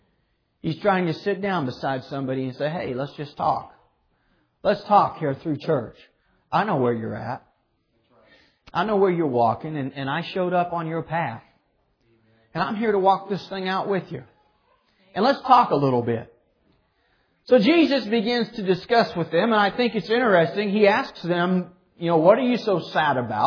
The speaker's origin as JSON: {"language": "English", "town": "Clearwater", "region": "Kansas", "country": "United States", "tie": "born or raised there", "said": "I've lived here my whole life. Never lived anywhere else in my entire life. Born and raised in Clearwater, Kansas."}